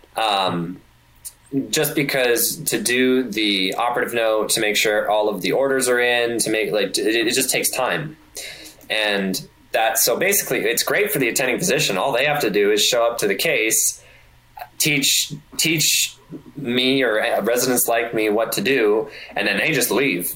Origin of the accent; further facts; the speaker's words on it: Canada; moved away as an adult; now in Detroit, United States; I being a Canadian, it's very tricky because I don't know where I want to live. Like I, I know where I want to live. It's back in Canada